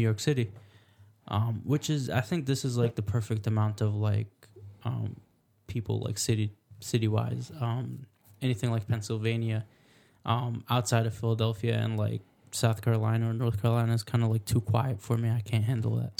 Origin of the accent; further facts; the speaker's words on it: Alexandria, Alexandria Governorate, Egypt; moved away; I grew up in Alexandria.